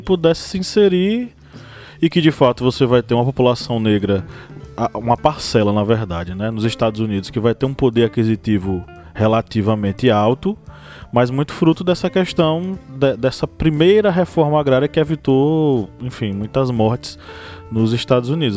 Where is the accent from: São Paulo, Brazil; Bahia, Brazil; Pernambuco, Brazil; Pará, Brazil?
Bahia, Brazil; Uauá; a cidade onde eu nasci chama-se Uauá, encravada no interior da Bahia.